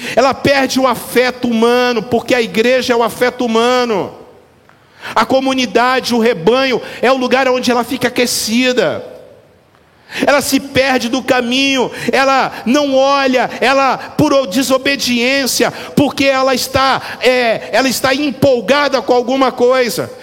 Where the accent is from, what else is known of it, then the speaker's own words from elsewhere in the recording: Brazil; eu sou brasileiro